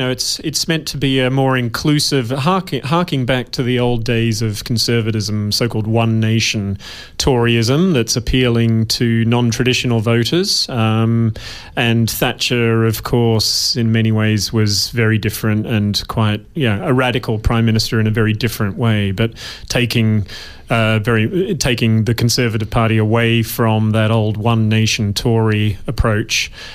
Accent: Western Australia, Australia; born or raised there; accent: somewhat British; moved away as an adult; also born or lived in United Kingdom

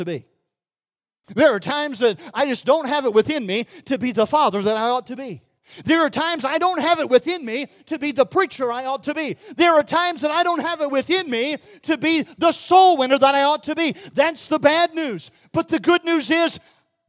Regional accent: Mississippi, United States; moved away; I was back in my hometown in Mississippi

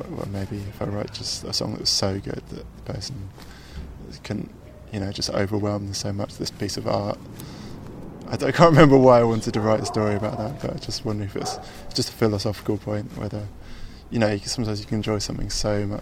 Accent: Chesham, South East England, United Kingdom; I grew up in Buckinghamshire. My parents still live there

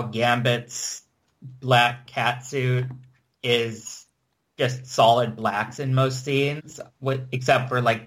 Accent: United States; I'm American

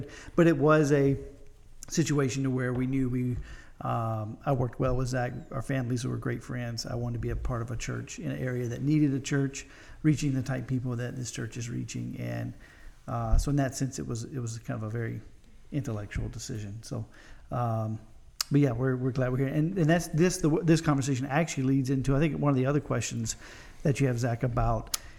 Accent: Mississippi, United States; moved away as an adult; now in Cleveland, United States; I grew up in Mississippi.

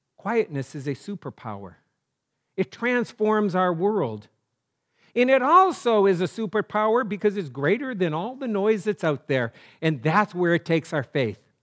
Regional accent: North Dakota, United States; I'm from North Dakota

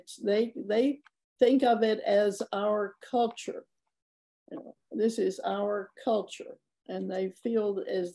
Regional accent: Birmingham, Alabama, United States; now in New Orleans, United States; I grew up in Birmingham

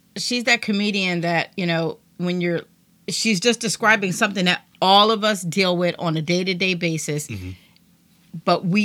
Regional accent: Trenton, New Jersey, United States; we're both from Trenton.

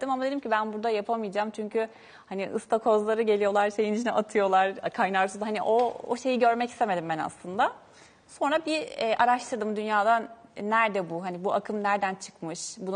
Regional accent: Balıkesir, Turkey

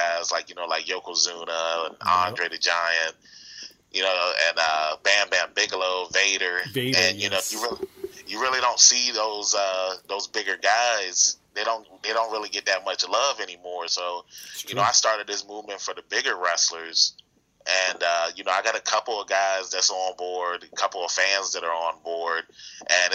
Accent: Norfolk, Virginia, United States; I'm from Norfolk, Virginia

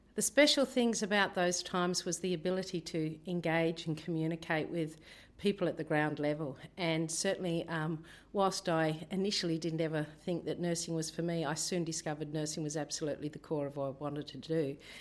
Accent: Tasmania, Australia; moved away as an adult; also born or lived in Torres Strait; now in Rockhampton, Australia; I grew up in Tasmania

